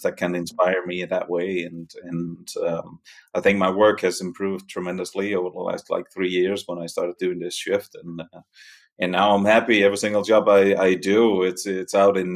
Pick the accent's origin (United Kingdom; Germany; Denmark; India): Denmark; accent: Danish; moved away as an adult; also born or lived in New York City, United States / Catskills, New York, United States; now in Italy; The accent is Danish. I'm from Denmark originally